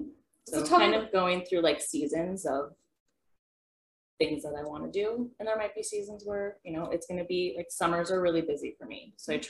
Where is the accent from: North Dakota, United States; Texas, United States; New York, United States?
North Dakota, United States; Horace; I'm from Horace, my mother of two daughters.